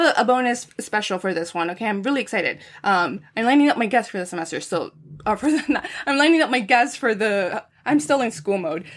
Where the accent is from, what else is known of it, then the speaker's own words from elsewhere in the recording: San Fernando Valley, California, United States; moved away; I'm from the Valley and I'm a girl